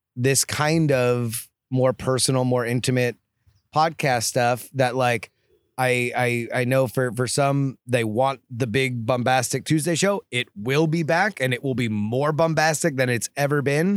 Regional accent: South Florida, United States; now in Austin, United States; I grew up in South Florida, one of the most humid places on the planet.

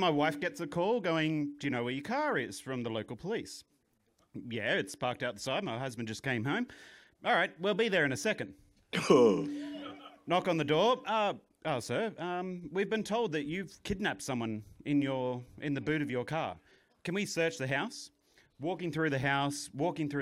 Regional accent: Australia; I'm from Australia

